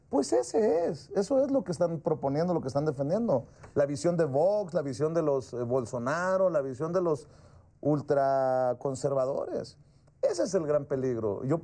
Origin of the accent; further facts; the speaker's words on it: Sonora, Mexico; Soy sonorense